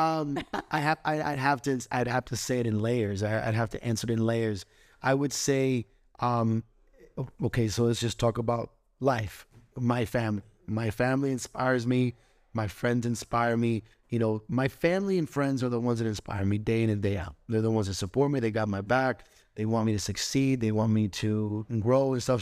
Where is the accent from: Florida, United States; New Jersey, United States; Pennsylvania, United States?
Florida, United States; Orlando; also born or lived in Puerto Rico; I was born in Puerto Rico. Um, I was raised in Orlando, Florida